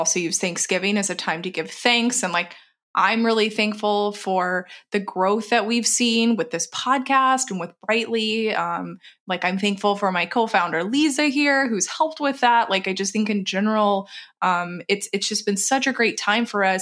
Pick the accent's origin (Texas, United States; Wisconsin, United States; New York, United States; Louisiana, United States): Texas, United States; moved away; I'm from Texas originally